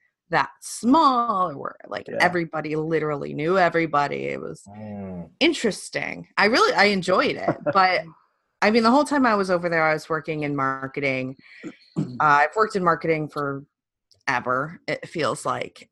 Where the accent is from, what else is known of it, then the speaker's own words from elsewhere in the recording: Detroit, Michigan, United States; moved away as an adult; also born or lived in England; I'm from Detroit